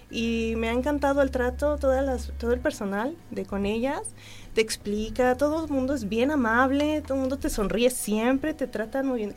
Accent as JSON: {"language": "Spanish", "region": "Mexico City", "country": "Mexico", "lives_now": "Querétaro, Mexico", "said": "Pues yo vengo de la Ciudad de México."}